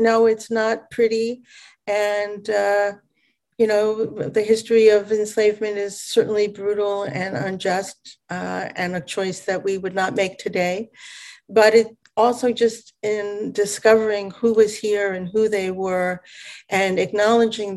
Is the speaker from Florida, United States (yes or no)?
no; New York, United States; moved away as an adult; now in Sag Harbor, United States; living in New York, growing up in New York